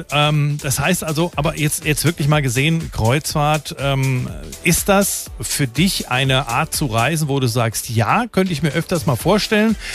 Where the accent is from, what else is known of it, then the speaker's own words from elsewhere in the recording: Langen, Hesse, Germany; also born or lived in Offenbach; In Offenbach bin ich geboren, ja. Ich bin in Langen aufgewachsen.